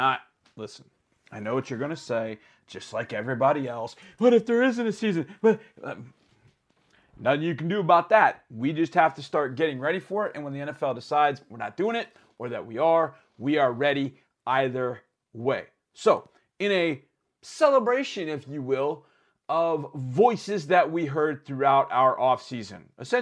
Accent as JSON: {"language": "English", "area": "Green Bay area", "region": "Wisconsin", "country": "United States", "tie": "born or raised there", "moved": "yes", "lives_now": "Houston, United States", "said": "especially for a kid who grew up going to Lambeau Field to see the Green Bay Packers, as I did many, many years ago. But now I am a Texan"}